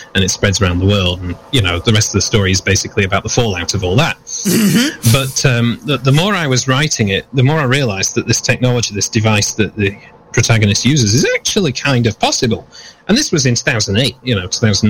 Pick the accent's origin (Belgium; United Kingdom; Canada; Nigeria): United Kingdom; moved away; I'm coming from the United Kingdom originally, where I started up this idea of Vulpine Designs